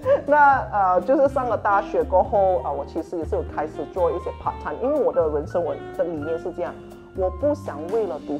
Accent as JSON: {"language": "Chinese", "region": "Penang", "country": "Malaysia", "said": "因为刚好我是槟城人，他也是槟城人哈，所以我们就谈了很多事情啊"}